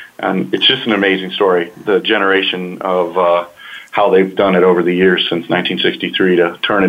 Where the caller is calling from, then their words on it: Kentucky, United States; moved away as an adult; Well, I recently moved from Kentucky to South Carolina, and we're in the process of moving, so I'm actually calling from South Carolina.